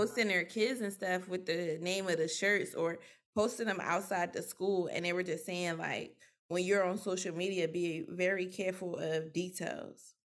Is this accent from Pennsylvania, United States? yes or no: yes; Philadelphia, Pennsylvania, United States; accent: Philly; growing up in Philly, I seen a lot way before I realized what I seen